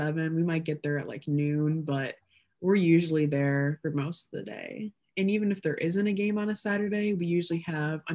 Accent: Illinois, United States; I'm from Illinois.

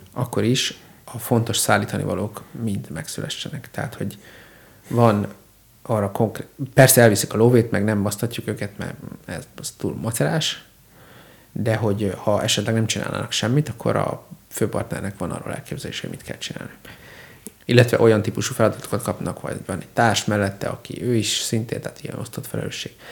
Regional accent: Hungary; ma magyar vagyok

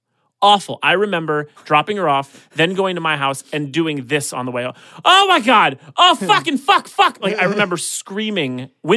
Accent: Calabasas, California, United States; I grew up in Calabasas, in the valley here.

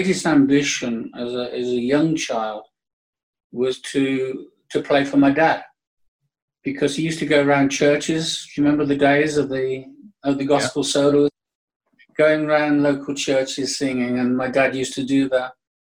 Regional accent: Birmingham, West Midlands, United Kingdom; I was born in 1947 in Birmingham.

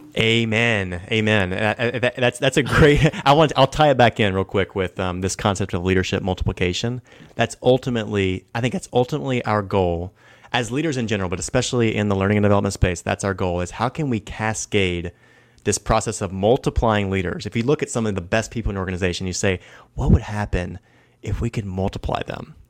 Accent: the South, United States; I'm from the South

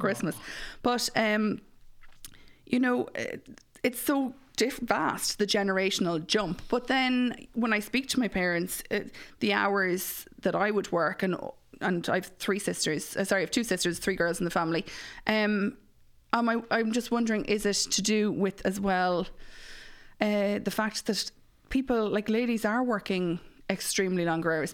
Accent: Mullingar, Leinster, Ireland; I'm from Mullingar

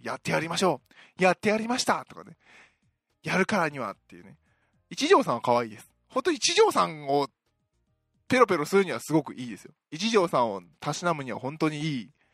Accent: Osaka, Japan; 私大阪出身なんですけども

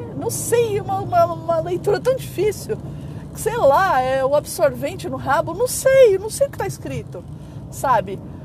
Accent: São Paulo, Brazil; Eu falo mano direto, porque eu sou de São Paulo, sou da Zona Leste

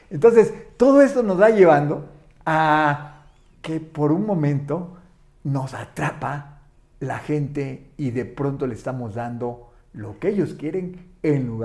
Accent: Chiapas, Mexico; Soy chiapaneco

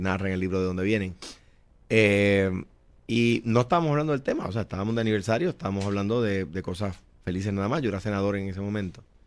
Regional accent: Coamo, Puerto Rico; moved away; also born or lived in San Juan; Soy un jíbaro de Cuamo eh, me crié allí, allí regresaré

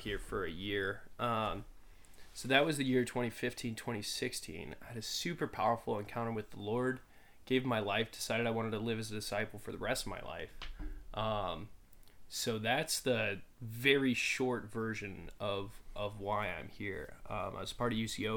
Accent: Phoenix, Arizona, United States; moved away; I'm originally from Phoenix, Arizona

